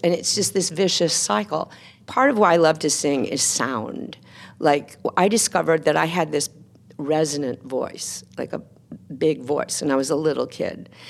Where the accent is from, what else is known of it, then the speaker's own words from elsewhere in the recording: Texas, United States; moved away as an adult; as a teenager growing up in Texas